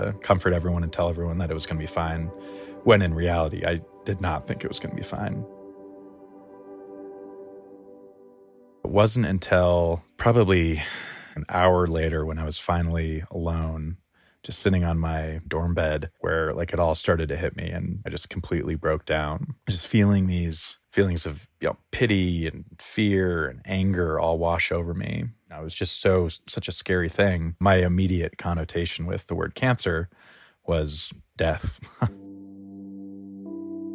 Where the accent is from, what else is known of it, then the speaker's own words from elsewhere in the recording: Crestone, Colorado, United States; now in Denver, United States; I grew up in Crestone, Colorado